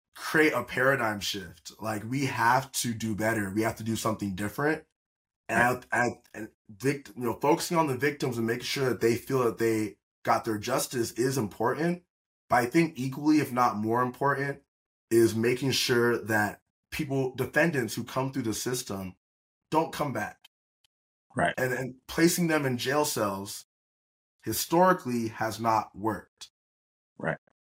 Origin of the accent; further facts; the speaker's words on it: Atlanta, Georgia, United States; moved away as an adult; also born or lived in Auburn, Alabama / Malibu, California; now in California, United States; I was raised in Atlanta, Georgia.